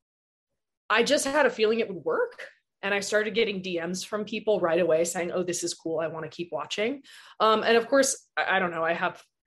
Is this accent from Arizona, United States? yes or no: yes; Tucson, Arizona, United States; moved away as an adult; also born or lived in New Orleans; So I'm from Tucson. I live here now.